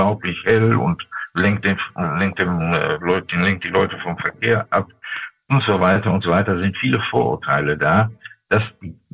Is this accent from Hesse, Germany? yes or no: no; Dortmund, North Rhine-Westphalia, Germany; zum Beispiel in meiner Heimatstadt Dortmund nur in Fußgängerbezirken